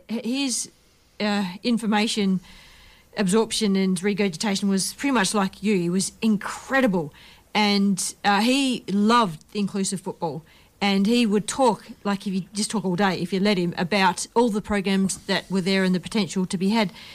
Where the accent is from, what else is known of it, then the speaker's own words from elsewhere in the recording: Australia; also born or lived in Perth; we're Australians and maybe because we're here from Perth